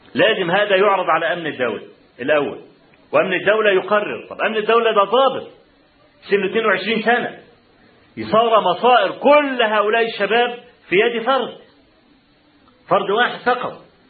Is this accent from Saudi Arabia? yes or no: no; Egypt; أنا من مصر.